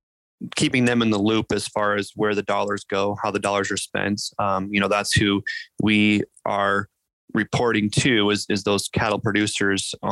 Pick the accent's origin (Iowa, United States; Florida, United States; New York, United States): Iowa, United States; north central; also born or lived in Indiana; I grew up here in Iowa, up in north central Iowa, on a grain and livestock production farm